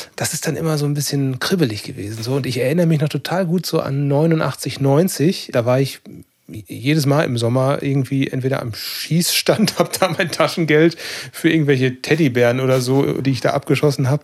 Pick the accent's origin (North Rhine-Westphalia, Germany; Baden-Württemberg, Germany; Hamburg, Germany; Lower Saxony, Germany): North Rhine-Westphalia, Germany; bei uns in NRW